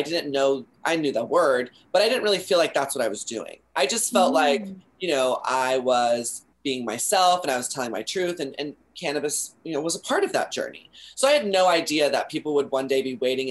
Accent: Texas, United States; now in California, United States; I come from Texas

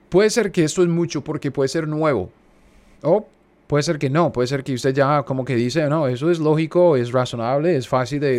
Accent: United States; also born or lived in Kansas; yo soy un gringo cualquiera viviendo en Kansas.

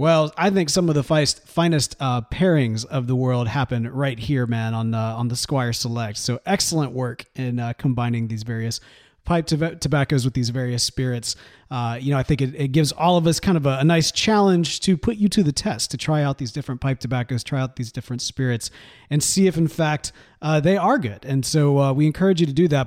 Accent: Mississippi, United States; now in Texas, United States; growing up in Mississippi

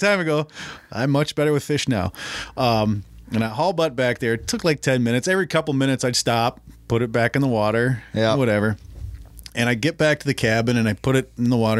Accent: Brooklyn Center, Minnesota, United States; I grew up in Brooklyn Center

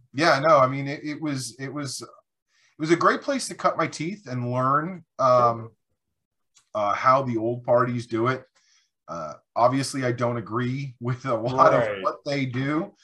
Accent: New York, United States; moved away as an adult; now in North Carolina, United States; I'm born and raised in New York. I moved down to North Carolina in 2007

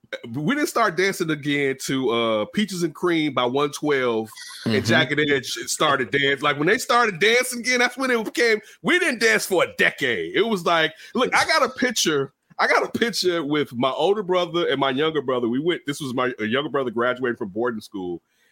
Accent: Chicago, Illinois, United States; where, I mean, we grew up in Chicago.

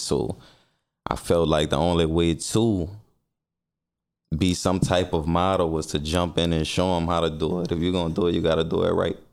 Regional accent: New Orleans, Louisiana, United States; I'm from the Saint Bernard Housing Development

